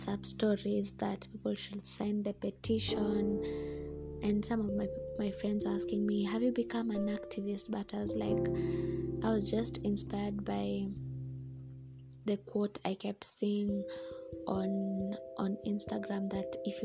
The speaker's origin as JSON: {"language": "English", "country": "Kenya", "said": "I am a Kenyan"}